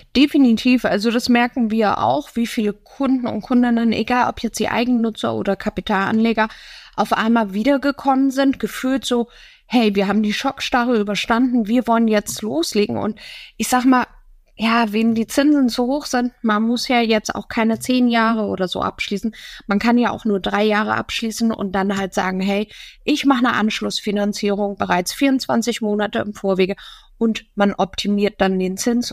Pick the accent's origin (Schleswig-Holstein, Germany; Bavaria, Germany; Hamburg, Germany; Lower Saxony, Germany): Hamburg, Germany; als Hamburger Dern